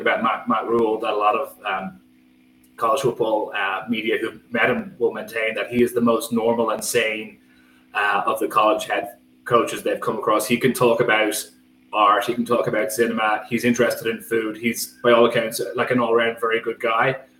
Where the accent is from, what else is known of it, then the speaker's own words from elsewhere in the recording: Skerries, Leinster, Ireland; I grew up in Skerries, County Dublin